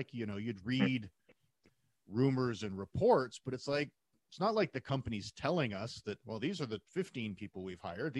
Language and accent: English; Calgary, Alberta, Canada; in my hometown